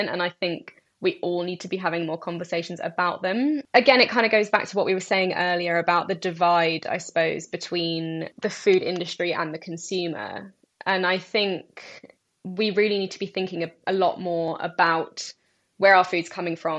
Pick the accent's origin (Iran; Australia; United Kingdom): United Kingdom; I'm British Iraqi, but I generally refer to myself more as Middle Eastern because I feel more Middle Eastern. I've never been to Iraq. I was born in the UK.